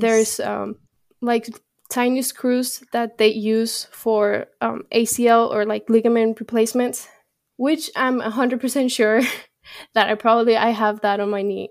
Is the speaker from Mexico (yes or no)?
yes; Mexico; moved away; I'm from Mexico. So my heart is with Mexico.